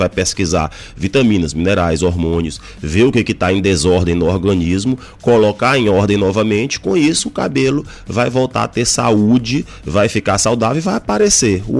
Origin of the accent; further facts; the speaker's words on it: São Luís, Maranhão, Brazil; eu sou daqui mesmo de São Luís e eu fiz a graduação em, em medicina aqui.